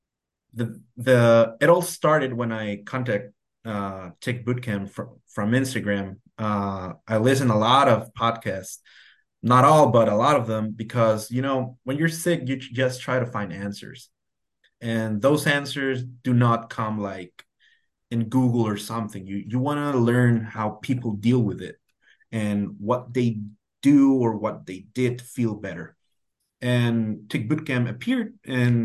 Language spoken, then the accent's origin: English; Tijuana, Baja California, Mexico; I've lived all my life here in Tijuana, Mexico, very close to the border to California. Right next to the border, actually. And my hometown is Playas de Tijuana